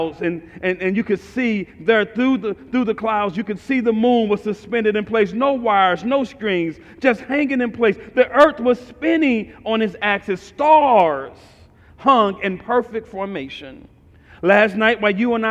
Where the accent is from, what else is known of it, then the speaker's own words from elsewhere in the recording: St. Louis, Missouri, United States; I'm from North St. Louis, right across from East St. Louis